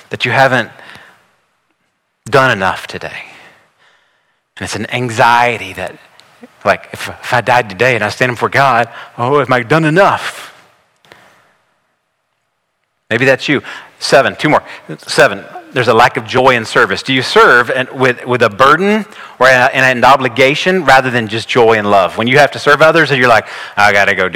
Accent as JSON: {"language": "English", "region": "the South", "country": "United States", "tie": "born or raised there", "said": "I grew up here in the South"}